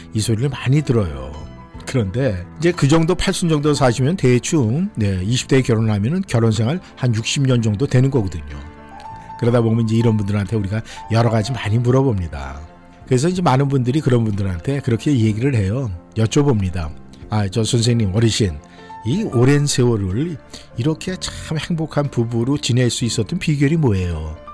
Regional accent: South Korea; now in Washington area, United States; 대한민국 사람으로서 이 미국 땅에 살면서

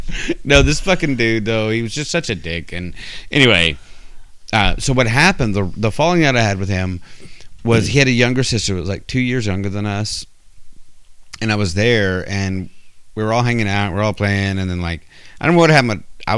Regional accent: near Lubbock, West Texas, United States; we grew up in West Texas, far away, like out by Lubbock.

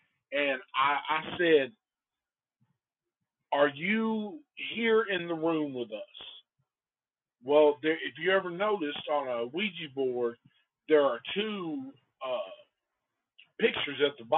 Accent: Antioch, California, United States; We just knew that we grew up in Antioch, and it was definitely a possibility for a chick to get murdered.

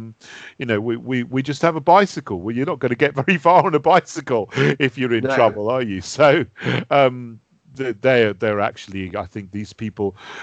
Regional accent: Sussex, South East England, United Kingdom; I grew up in Sussex

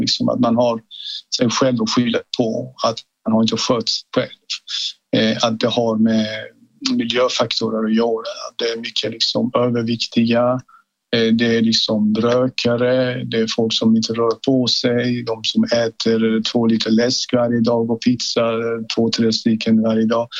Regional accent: Iran; now in Sweden; Jag kommer ursprungligen från Iran

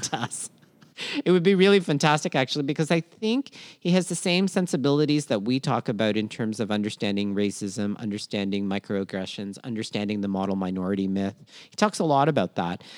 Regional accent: Toronto, Ontario, Canada; also born or lived in Philippines; born in Minna, Philippines, raised in Toronto, Canada, and schooled all over southwestern Ontario

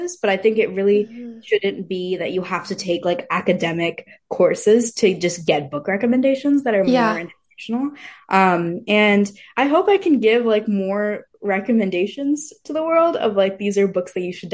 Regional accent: Fremont, California, United States; I was born in like Fremont, so it's a very like it's majority Asian population. So I had a lot of Indian friends. I grew up with a lot of Indian people

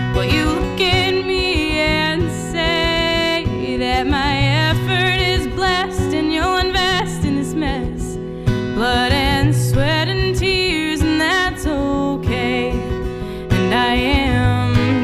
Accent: Bethlehem, Pennsylvania, United States; moved away as an adult; also born or lived in Pittsburgh, Pennsylvania / New Jersey; now in Boston, United States; I grew up in Bethlehem, Pennsylvania.

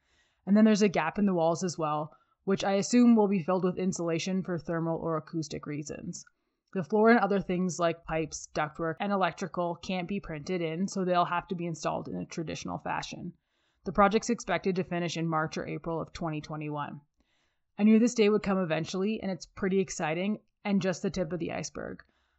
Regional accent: Canada; while I am Canadian, my French is not very good.

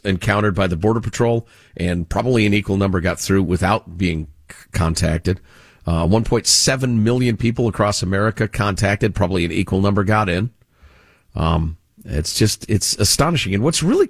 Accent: Chicago, Illinois, United States; as a kid growing up in Chicagoland

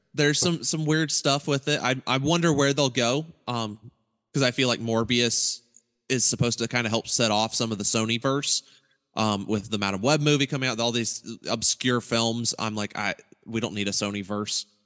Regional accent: Eaton, Ohio, United States; my hometown was Eaton, Ohio

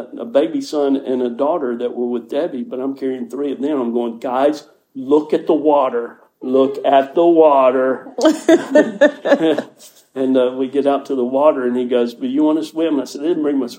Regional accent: United States; I'm from America.

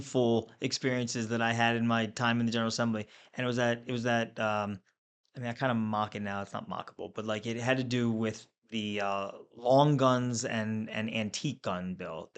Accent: Pikesville, Maryland, United States; I'm from Pikesville

